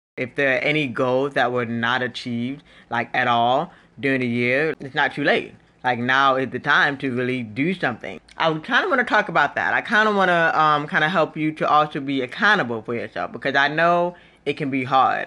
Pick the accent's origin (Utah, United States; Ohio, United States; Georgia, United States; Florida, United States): Florida, United States; moved away as an adult; also born or lived in Fort Lauderdale, Florida / Washington D.C. / Nashville area, Tennessee; now in Nashville, United States; I was born in Florida. I pretty much grew up in Florida.